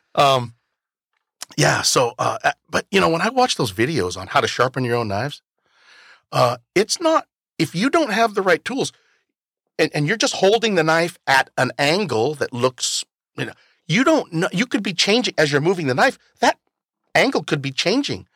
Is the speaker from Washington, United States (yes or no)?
yes; Toppenish, Washington, United States; also born or lived in California; I'm from Toppenish.